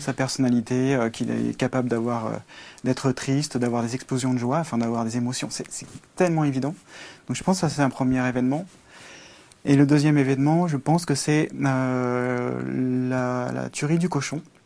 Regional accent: Velay, Haute-Loire, Auvergne-Rhône-Alpes, France; je suis euh, un campagnard. je suis né en Auvergne, ou puis en Velay, dans le 43.

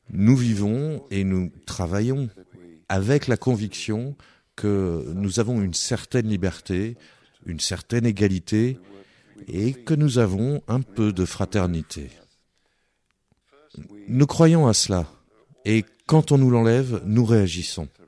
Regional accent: France; Nous sommes prêts à être détruits. Nous sommes français. Nous sommes français et nous n'avons pas de limites si tu provoques un Français

